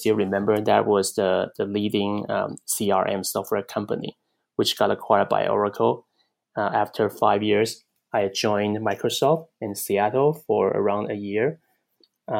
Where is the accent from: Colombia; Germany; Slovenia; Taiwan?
Taiwan; moved away as an adult; also born or lived in Chicago, United States / Pittsburgh, United States; now in California, United States; Originally, I came from Taiwan